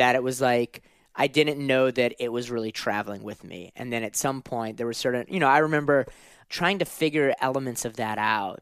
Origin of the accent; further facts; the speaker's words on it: New Orleans, Louisiana, United States; Grew up in, in New Orleans